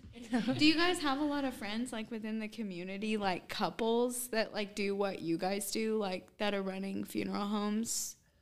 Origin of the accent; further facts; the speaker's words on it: Southern Illinois, United States; Southern Illinois